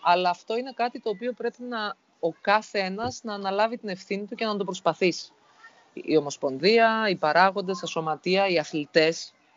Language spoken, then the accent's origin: Greek; Greece; σαν Έλληνες